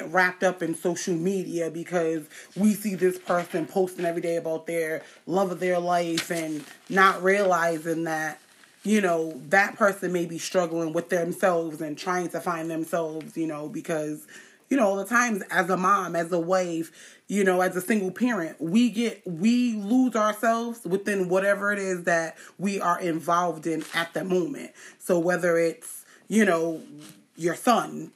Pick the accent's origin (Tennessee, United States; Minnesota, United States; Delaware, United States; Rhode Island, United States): Rhode Island, United States; I'm from Rhode Island